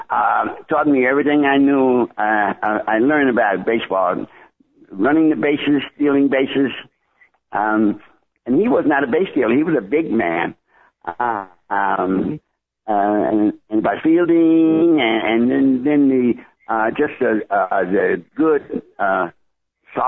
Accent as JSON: {"language": "English", "town": "Washington", "region": "District of Columbia", "country": "United States", "tie": "born or raised there", "said": "I grew up in Washington, D.C."}